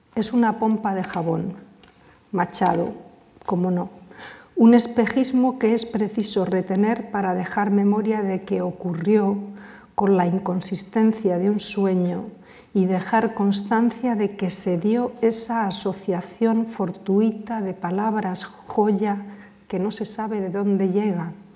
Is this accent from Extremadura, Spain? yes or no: yes; Cáceres, Extremadura, Spain; desde mi infancia, desde las ferias en Cáceres, cuando bajábamos a ver los fuegos a la Plaza Mayor